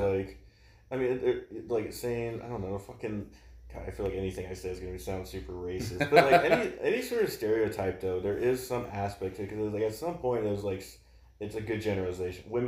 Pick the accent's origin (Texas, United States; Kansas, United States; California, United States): California, United States; I grew up in California